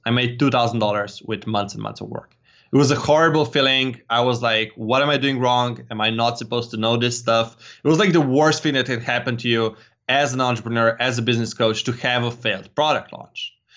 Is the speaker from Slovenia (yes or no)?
yes; Slovenia; I'm from Slovenia